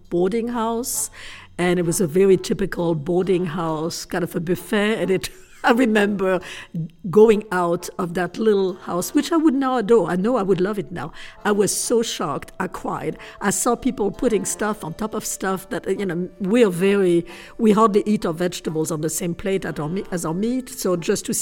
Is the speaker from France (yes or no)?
yes; Paris, Île-de-France, France; moved away as an adult; now in Atlanta, United States; I grew up in Paris, which is a very large city.